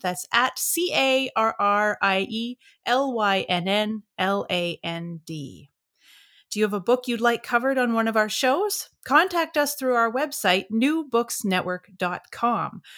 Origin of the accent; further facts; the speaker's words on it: California, United States; also born or lived in Quebec; now in Canada; I'm also from California originally